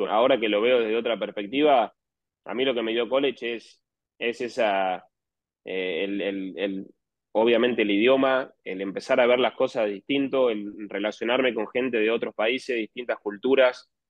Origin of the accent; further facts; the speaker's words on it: Argentina; Bueno, yo soy de La Barría, eh, de la misma ciudad de Alan Wagner, que es otro argentino también que juega.